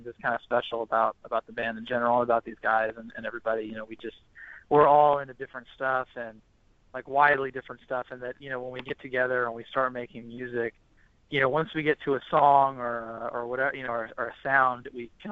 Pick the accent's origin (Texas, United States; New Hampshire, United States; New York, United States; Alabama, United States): Texas, United States; Houston; also born or lived in Austin; I grew up in Houston, so I grew up going to the rodeo